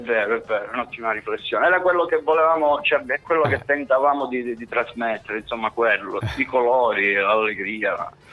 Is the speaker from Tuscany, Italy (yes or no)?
no; Cosenza, Calabria, Italy; Io e Solfamini siamo nati a Cosenza Casali, eh, sì. un po' nella periferia, vicino a Cosenza Vecchio